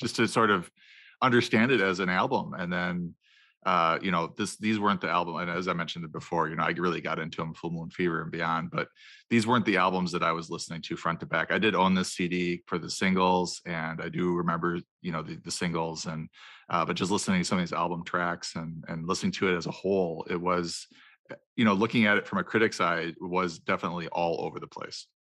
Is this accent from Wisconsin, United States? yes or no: yes; Wisconsin, United States; growing up in Wisconsin